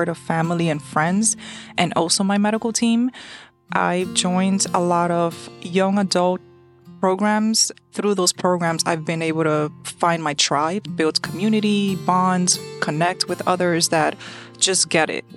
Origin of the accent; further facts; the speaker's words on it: New York City, New York, United States; I was born and raised in New York City